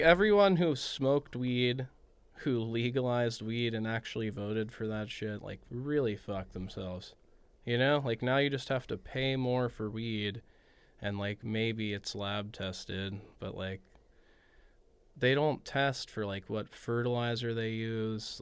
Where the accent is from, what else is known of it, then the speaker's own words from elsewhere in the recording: Los Angeles, California, United States; growing up in the San Fernando Valley, like, the heart of weed